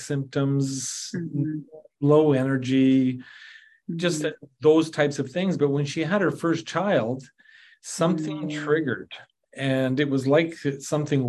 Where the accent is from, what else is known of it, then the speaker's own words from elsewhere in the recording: southern Saskatchewan, Canada; now in Alberta, Canada; I grew up in Saskatchewan, and the southern Saskatchewan was tick infested